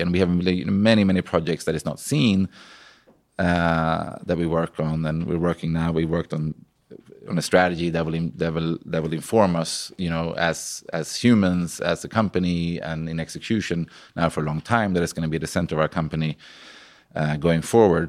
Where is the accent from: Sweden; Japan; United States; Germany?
Sweden; moved away as an adult; I came from Sweden. I had, like, no connections, you know, from a pig farm